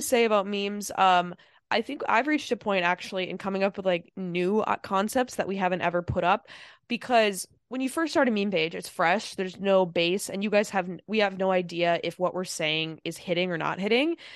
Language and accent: English; Midwest, United States; I'm from the Midwest.